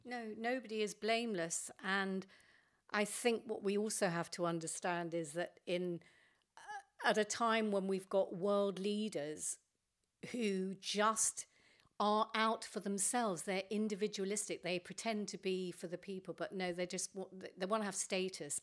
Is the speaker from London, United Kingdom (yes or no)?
yes; London, United Kingdom; I was brought up in North Finchley